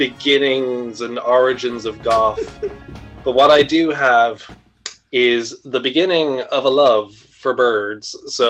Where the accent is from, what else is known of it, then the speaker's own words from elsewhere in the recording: Ireland; I'm Irish